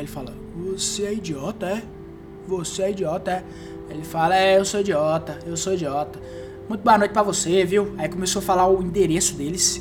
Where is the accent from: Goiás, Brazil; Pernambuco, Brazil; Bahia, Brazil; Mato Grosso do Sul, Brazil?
Mato Grosso do Sul, Brazil; eu sou do MS